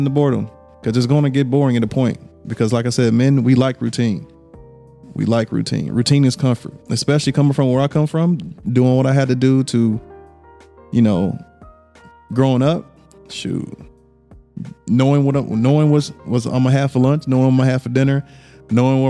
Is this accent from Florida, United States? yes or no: no; Louisiana, United States; I'm from Louisiana